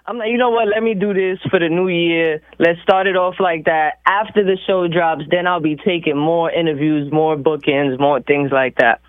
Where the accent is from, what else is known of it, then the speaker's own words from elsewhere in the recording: New York City, New York, United States; I'm from New York City. I'm from the Bronx.